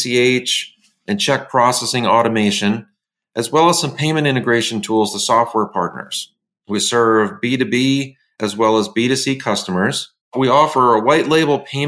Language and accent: English; Tarrytown, New York, United States; I was born in Tarrytown, New York, about 45 minutes north of New York City, and spent the first 10 years or so of my life in that surrounding area